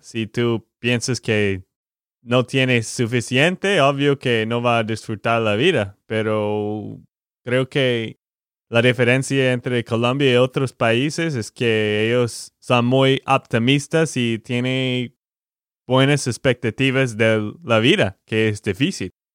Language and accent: Spanish; Texas, United States; de Texas, Estados Unidos